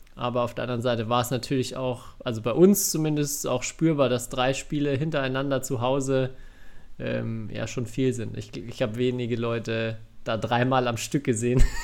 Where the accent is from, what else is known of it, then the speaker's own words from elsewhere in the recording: Bavaria, Germany; ich komme zwar aus Bayern